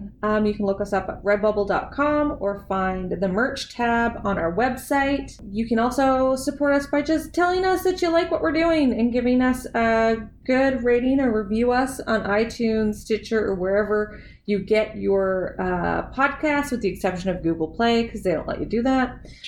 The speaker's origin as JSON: {"language": "English", "region": "Newfoundland and Labrador", "country": "Canada", "accent": "Newfoundlandese", "first_language": "English (Newfoundland English)", "said": "I'm having a lot of trouble with English, and it is my first language, sort of. Newfoundlandese is my first language."}